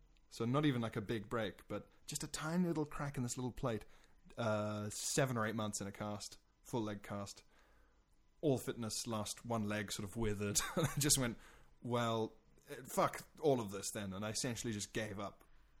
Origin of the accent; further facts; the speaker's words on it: South Africa; moved away; I'm South African originally